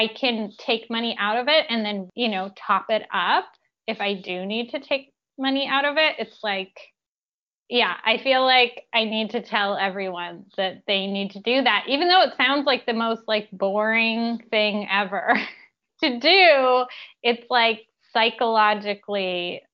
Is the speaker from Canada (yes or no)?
yes; Canada; I grew up in Canada